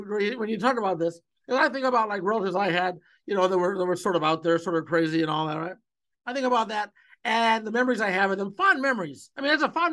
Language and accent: English; Ohio, United States; I grew up in Ohio